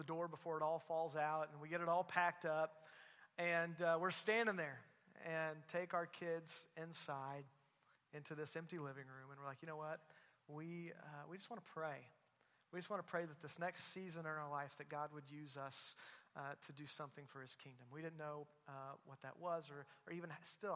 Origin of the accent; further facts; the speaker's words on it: Southwest Missouri, United States; moved away as an adult; also born or lived in Louisville area; now in Joplin, United States; grew up in Southwest Missouri, part of Christ Church for a while, then moved away